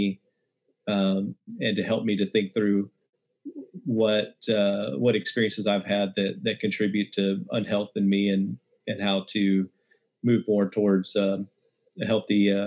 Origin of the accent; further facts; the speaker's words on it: West Texas, United States; I grew up in West Texas, and real small town